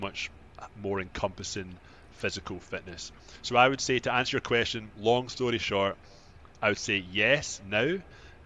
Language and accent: English; Scotland, United Kingdom; moved away as an adult; now in Toronto, Canada; I'm from Scotland, and I actually moved to Canada, Toronto, about 14 years ago